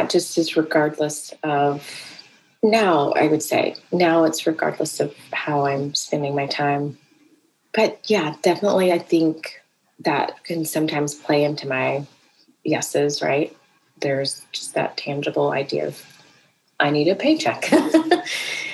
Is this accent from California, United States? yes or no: no; South Carolina, United States; also born or lived in Atlanta, Georgia; I grew up in South Carolina